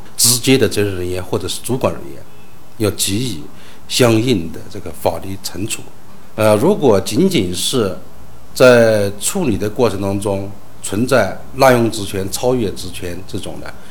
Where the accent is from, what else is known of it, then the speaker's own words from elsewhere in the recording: Yunnan, China; 我们云南这边